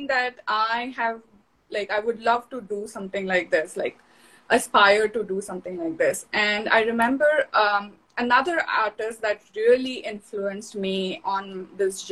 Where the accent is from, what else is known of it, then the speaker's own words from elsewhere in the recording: Mumbai, Maharashtra, India; moved away as an adult; also born or lived in Houston; now in Seattle, United States; I'm originally from Mumbai, India.